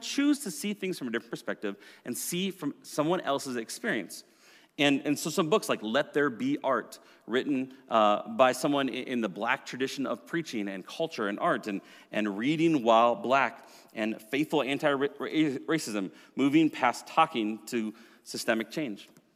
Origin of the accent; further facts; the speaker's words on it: Minnesota, United States; I grew up as a Minnesotan, uh, in a white, middle-class family